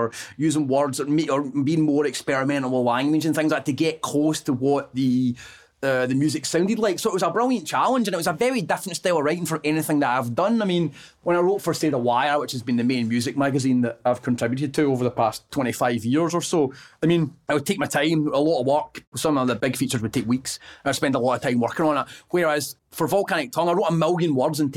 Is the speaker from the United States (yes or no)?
no; Airdrie, Scotland, United Kingdom; since I was a kid growing up in Airdrie